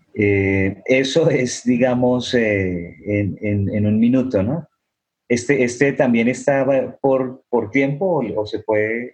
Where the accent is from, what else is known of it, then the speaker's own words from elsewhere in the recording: Colombia; soy de Colombia